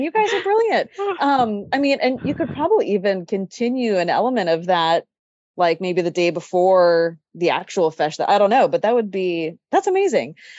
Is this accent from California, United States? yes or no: yes; Sacramento, California, United States; that I grew up in Sacramento